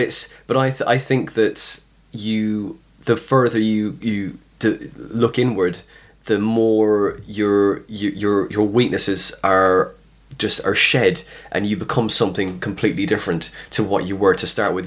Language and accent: English; West Cork, Munster, Ireland; also born or lived in Skibbereen; I'm from West Cork